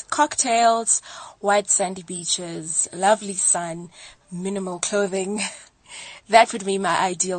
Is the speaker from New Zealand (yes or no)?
no; Free State, South Africa; Being a Free State girl, I have plenty of experience in the snow business. But more importantly, being a South African